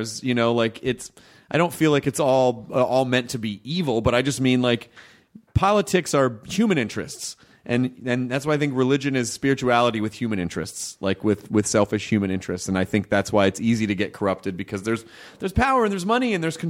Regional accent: the South, United States; And growing up in the South, there's a giant, like, you're in the that's the Bible Belt.

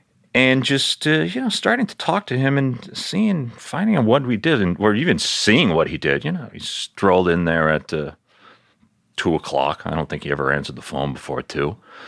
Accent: New York City, New York, United States; moved away as an adult; also born or lived in Miami / Colorado; I grew up in Queens

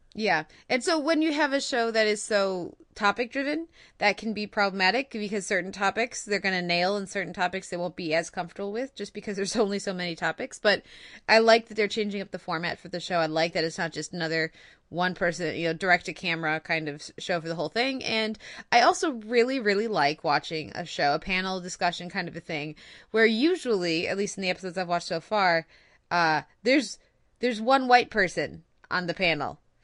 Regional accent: United States; as an American

